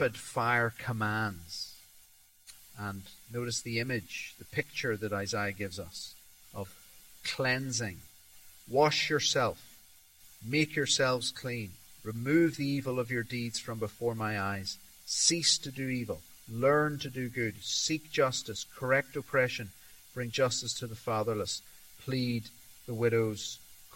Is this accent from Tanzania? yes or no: yes; Tanzania; I was brought up in Tanzania